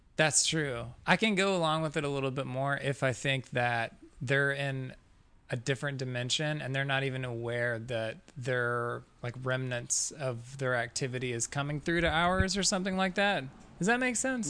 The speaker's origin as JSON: {"language": "English", "town": "Fort Smith", "region": "Arkansas", "country": "United States", "tie": "born or raised there", "moved": "as an adult", "lives_now": "Colorado, United States", "said": "Northwest Arkansas. Fort Smith is where I was born"}